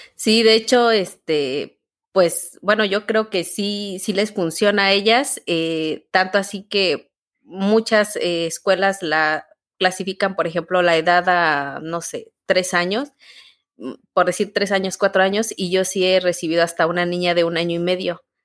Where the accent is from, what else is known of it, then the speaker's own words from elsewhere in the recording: Guanajuato, Mexico; now in Querétaro, Mexico; pues yo soy originaria de, Guanajuato, un estado de, México. ¿Mm? Eh, al noreste de, Guanajuato soy, bueno, ahí, este, ahí crecí